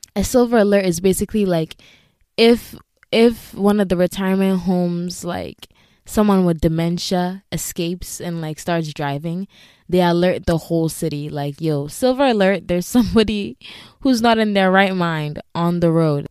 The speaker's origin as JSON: {"language": "English", "country": "Ghana", "moved": "yes", "said": "being a Ghanaian immigrant"}